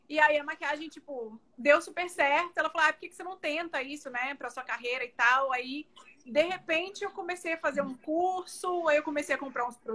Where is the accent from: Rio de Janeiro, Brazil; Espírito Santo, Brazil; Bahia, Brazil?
Bahia, Brazil; Salvador; now in United States; Eu sou baiana de Salvador, Bahia. Moro nos Estados Unidos há 17 anos.